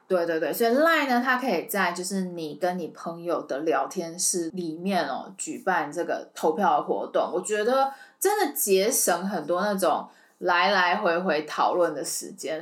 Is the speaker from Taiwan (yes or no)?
yes; Taiwan; 我们台湾人